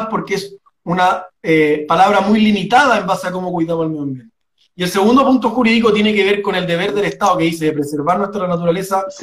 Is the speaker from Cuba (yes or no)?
no; Providencia, Santiago Metropolitan, Chile; born there; nací mis papás vivían en Providencia, después nos cambiamos